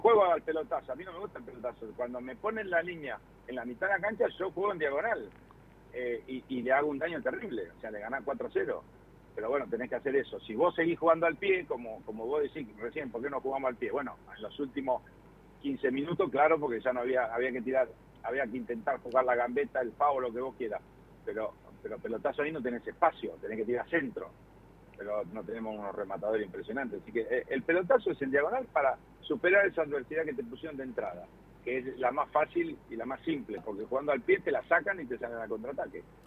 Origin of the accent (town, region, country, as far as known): Argentina